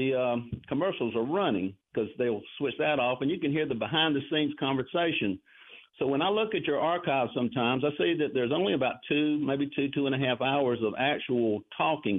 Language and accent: English; Darlington, South Carolina, United States; now in Cross Hill, United States; I grew up in Darlington in the 50s and the 60s